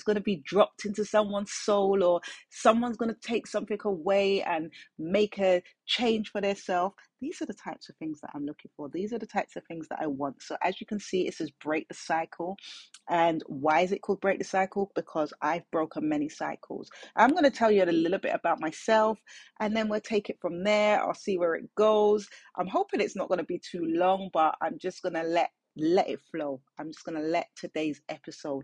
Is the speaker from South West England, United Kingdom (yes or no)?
no; London, United Kingdom; I'm born and raised in South London. So I'm a South London girl.